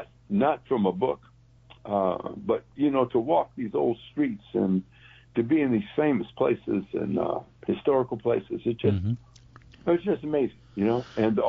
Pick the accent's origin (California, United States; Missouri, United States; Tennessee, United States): Missouri, United States; St. Louis; now in Memphis, United States; But I'm from St. Louis.